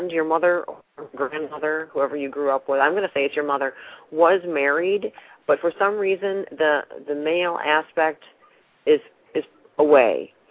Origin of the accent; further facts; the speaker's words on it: New York, United States; now in Texas, United States; Well, I'm in Texas now, but I'm originally from New York.